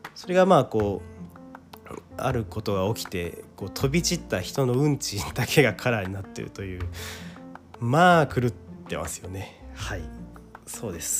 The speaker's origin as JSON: {"language": "Japanese", "town": "Kawasaki", "region": "Kanagawa", "country": "Japan", "tie": "born or raised there", "said": "僕はですね、地元が川崎でし、 地方ではないので、そして今も川崎に住んでいるので"}